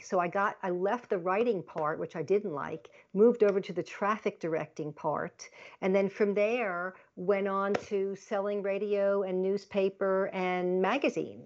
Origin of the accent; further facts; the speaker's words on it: Long Island, New York, United States; also born or lived in Baltimore, Maryland; I was born in Baltimore, Maryland, but I grew up in Long Island, New York.